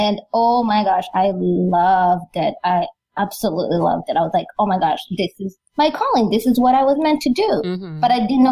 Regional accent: Rwanda; We come from Rwanda

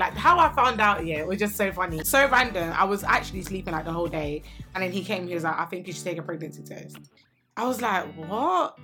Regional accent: London, United Kingdom; I grew up in London. I grew up in Southeast London near London Bridge

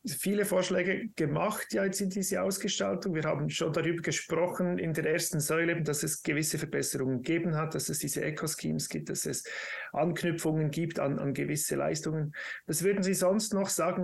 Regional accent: Switzerland; bei uns in der Schweiz

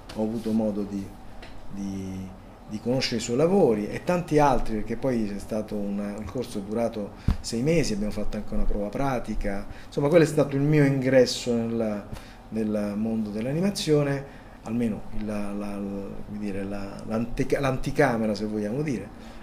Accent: Rome, Lazio, Italy; born or raised there; accent: Roman; also born or lived in Palermo

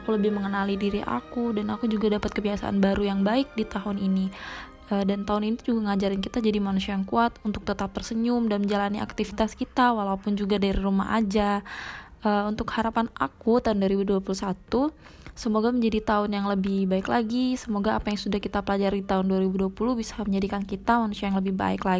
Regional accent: Palembang, South Sumatra, Indonesia; aku dari Palembang. Salam kita Galo.

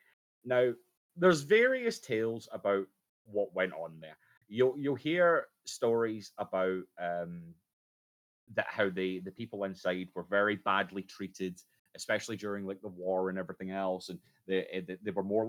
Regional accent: Scotland, United Kingdom; now in Liverpool, United Kingdom; But for those who aren't aware, I am a Scotsman

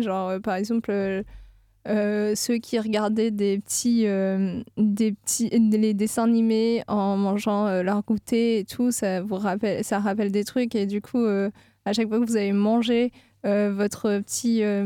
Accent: south of France, France; now in Nantes, France; Je ne viens pas de l'Ouest du tout. Je viens du sud de la France

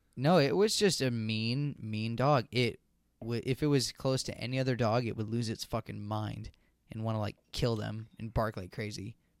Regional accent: Virginia, United States; growing up in Virginia

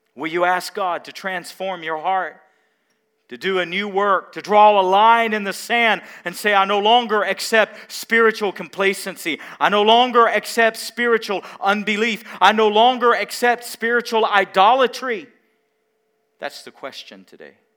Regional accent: Mount Carmel, Tennessee, United States; I grew up in Mount Carmel, Tennessee

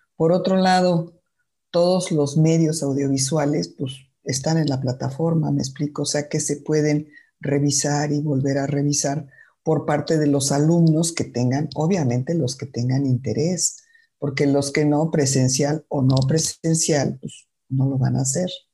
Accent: Mexico City, Mexico; yo nací en la Ciudad de México

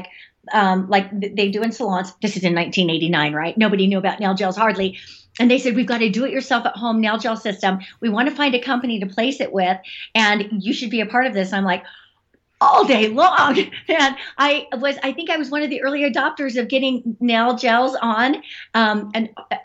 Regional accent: Utah, United States; I grew up in Utah

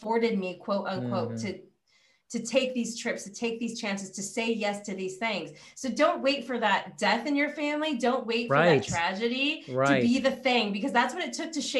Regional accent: California, United States; I'm from California

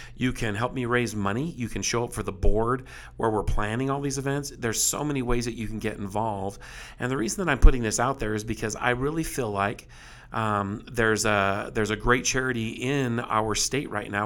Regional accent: South Texas, United States; as a boy, when I was raised in South Texas, I was, um, very poor

